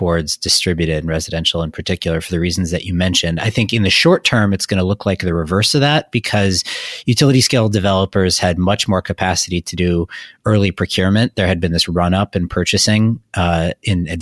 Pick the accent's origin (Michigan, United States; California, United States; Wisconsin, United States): Wisconsin, United States; I'm from Wisconsin